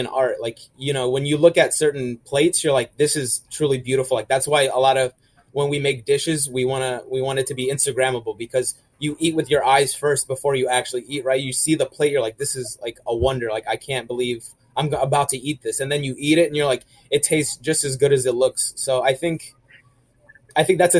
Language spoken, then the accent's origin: English; Orlando, Florida, United States; I grew up in Orlando